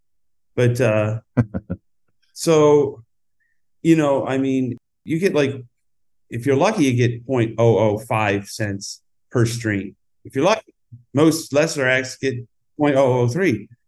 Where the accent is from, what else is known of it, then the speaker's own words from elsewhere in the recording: upstate New York, United States; now in Los Angeles, United States; I don't really have a hometown from upstate New York